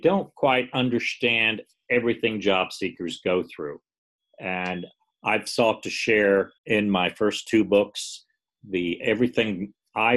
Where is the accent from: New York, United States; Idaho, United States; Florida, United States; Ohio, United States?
Florida, United States; St. Petersburg; I'm from the St. Pete, Tampa Bay, Florida area.